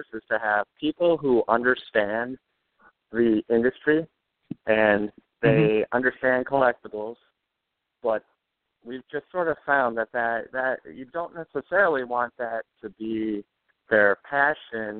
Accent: St. Cloud, Minnesota, United States; I'm from St. Cloud

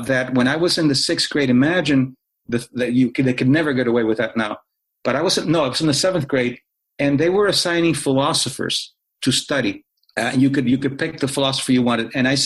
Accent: Cuba; moved away; I was born in Cuba.

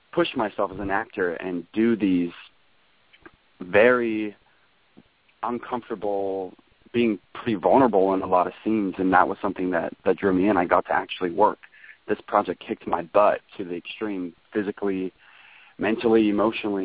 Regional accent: Kenai, Alaska, United States; I grew up in Alaska, in a little town called Kenai

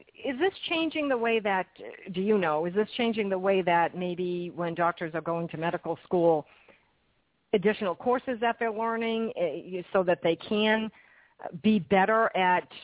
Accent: Massachusetts, United States; now in New Jersey, United States; I live in New Jersey, but I'm from Massachusetts

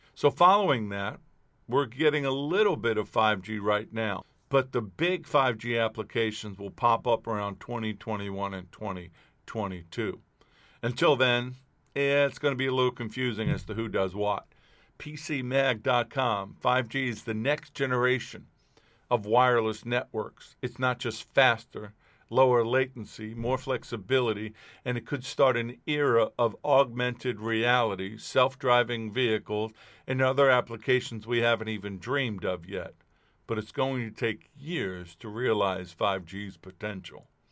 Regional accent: New York City, New York, United States; I grew up in Queens

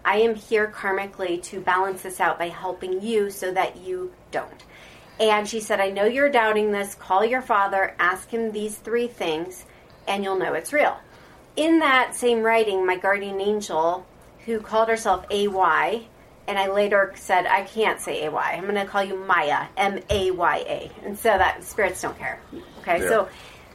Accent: Omaha, Nebraska, United States; moved away as an adult; also born or lived in Florida; I'm from Omaha, Nebraska

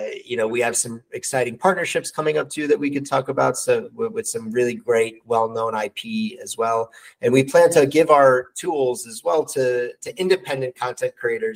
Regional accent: New York City, New York, United States; moved away as an adult; now in New Jersey, United States; I'm born and raised New Yorker, born and raised in Brooklyn

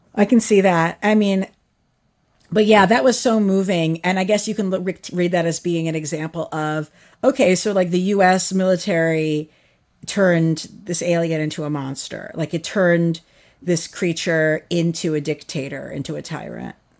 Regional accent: New York, United States; I'm a New Yorker

